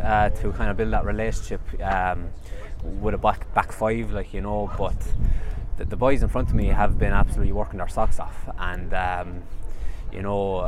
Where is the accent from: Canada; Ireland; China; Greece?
Ireland; Limerick, Munster; my hometown in Limerick